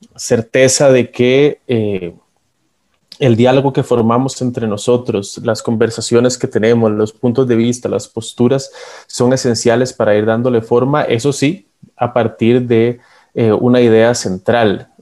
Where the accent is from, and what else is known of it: Costa Rica